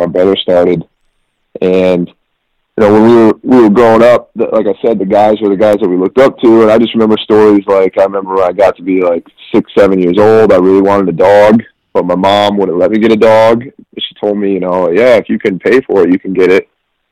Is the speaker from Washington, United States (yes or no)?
no; West Michigan, United States; moved away as an adult; also born or lived in East Lansing, Michigan; now in Ithaca, United States; where I grew up in West Michigan